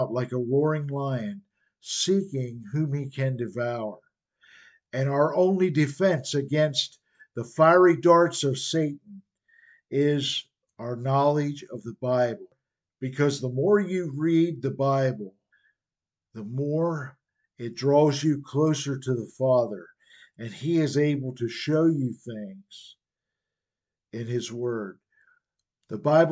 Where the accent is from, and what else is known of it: United States